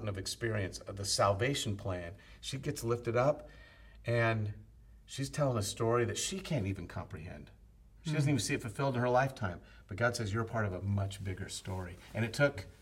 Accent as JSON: {"language": "English", "country": "United States", "said": "being American males"}